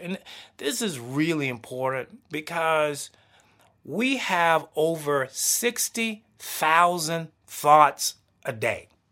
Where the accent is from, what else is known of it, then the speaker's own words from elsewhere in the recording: the South, United States; I'm a Southern boy. I grew up in the South.